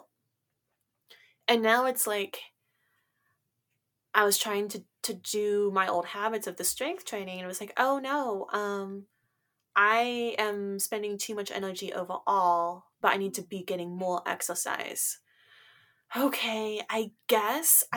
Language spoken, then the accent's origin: English; West Coast, United States; I'm from the West Coast